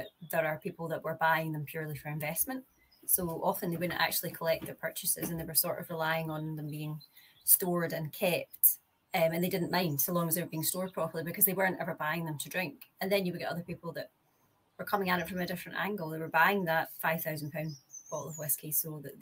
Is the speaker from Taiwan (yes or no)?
no; Scotland, United Kingdom; I'm Scottish